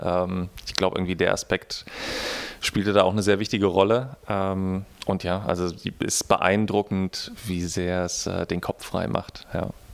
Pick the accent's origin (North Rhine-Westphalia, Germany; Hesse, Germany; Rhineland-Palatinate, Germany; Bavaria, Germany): Hesse, Germany; Frankfurt; now in Berlin, Germany; als Frankfurter Junge oder aus dem Vorort von Frankfurter Junge, der nach Berlin kommt